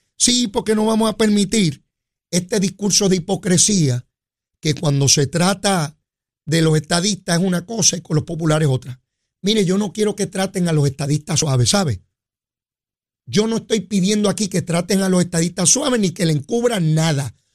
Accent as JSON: {"language": "Spanish", "country": "Puerto Rico", "said": "nada como regresar a mi tierra, nada como regresar a Puerto Rico"}